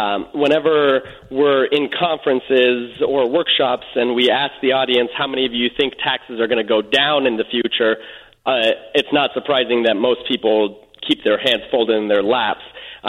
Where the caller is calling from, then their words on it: Los Angeles, California, United States; Yes, I'm calling from Hollywood, California.